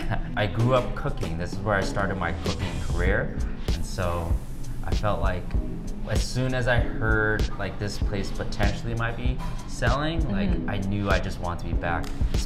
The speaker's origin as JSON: {"language": "English", "region": "California", "country": "United States", "tie": "born or raised there", "also_born_or_lived": "San Francisco", "moved": "as an adult", "lives_now": "Hawaii, United States", "said": "me and Reese are both Filipino, but we grew up in California"}